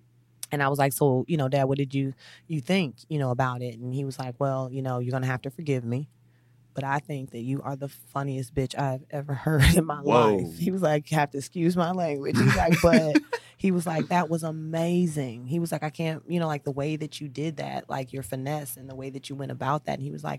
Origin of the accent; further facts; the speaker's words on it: St. Louis, Missouri, United States; born there; No. I was born in St. Louis, Missouri.